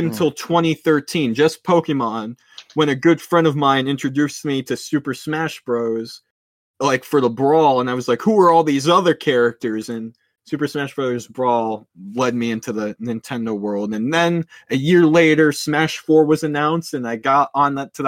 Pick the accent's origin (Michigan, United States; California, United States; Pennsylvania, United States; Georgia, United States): Pennsylvania, United States; I'm from Pennsylvania